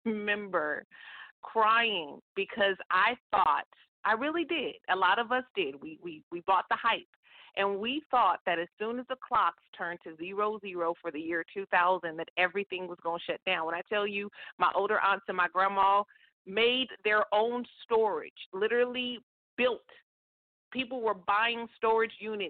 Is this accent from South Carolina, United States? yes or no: no; Stockton, California, United States; the radio station in my hometown, Stockton, California